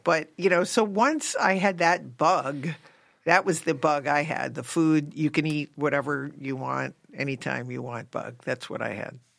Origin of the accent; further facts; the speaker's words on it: Connecticut, United States; moved away; I grew up in Connecticut